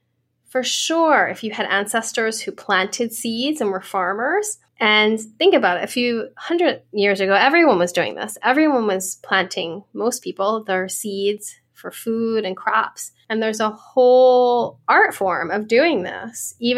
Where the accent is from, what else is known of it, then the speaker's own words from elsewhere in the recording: Ireland; I'm Irish. I have really light skin.